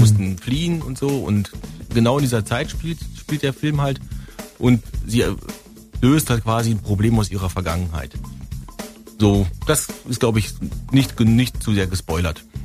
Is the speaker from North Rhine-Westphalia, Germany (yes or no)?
yes; North Rhine-Westphalia, Germany; moved away; Ich komme ja aus Westfalen